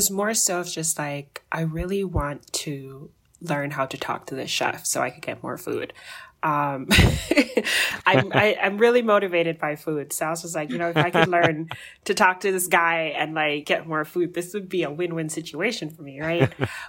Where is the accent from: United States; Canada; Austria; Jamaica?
Jamaica; So I grew up in Jamaica, you know, I mentioned that earlier, but like Jamaica is really culturally diverse